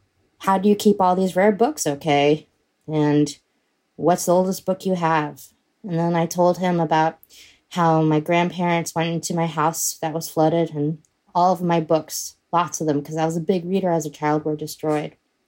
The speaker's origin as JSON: {"language": "English", "town": "Houston", "region": "Texas", "country": "United States", "tie": "born or raised there", "said": "my hometown of Houston"}